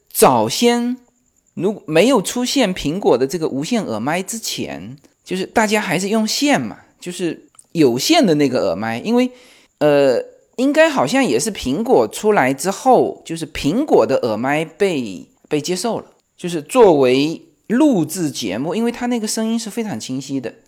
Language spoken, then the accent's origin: Chinese; Fujian, China; accent: Fujian; 因为我们附件口音嘛